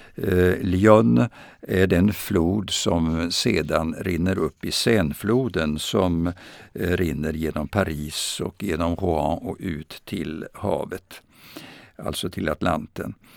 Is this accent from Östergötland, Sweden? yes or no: yes; Vadstena, Östergötland, Sweden; moved away as an adult; also born or lived in Sens, France; när jag växte upp i Östergötland, närmare bestämt i Vadstena